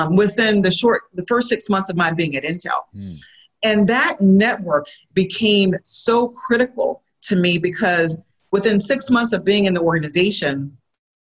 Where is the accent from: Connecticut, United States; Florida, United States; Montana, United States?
Florida, United States; moved away as an adult; also born or lived in West Coast; now in Seattle, United States; I'm a native Floridian, so born and raised in Florida, and I've been on the West Coast for about 12 years